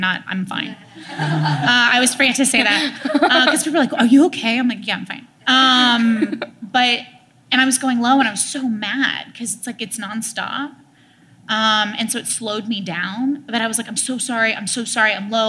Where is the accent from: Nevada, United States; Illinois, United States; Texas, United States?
Texas, United States; my parents are from the South, and, like, I'm from Texas, too.